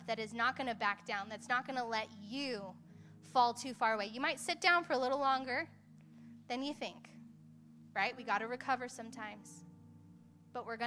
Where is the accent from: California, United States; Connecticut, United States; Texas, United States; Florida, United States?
California, United States; Hemet; moved away; I am from Hemet. Love me. Love me some Hemet